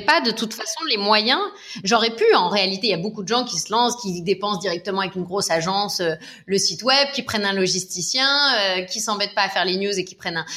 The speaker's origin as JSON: {"language": "French", "country": "United States", "tie": "born or raised there", "moved": "yes", "lives_now": "France", "said": "j'ai grandi aux États-Unis"}